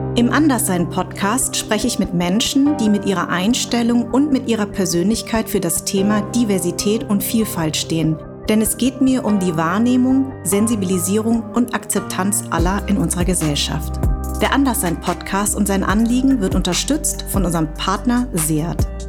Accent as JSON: {"language": "German", "town": "Darmstadt", "region": "Hesse", "country": "Germany", "tie": "born or raised there", "said": "Darmstadt ist ja auch mein Geburtsort."}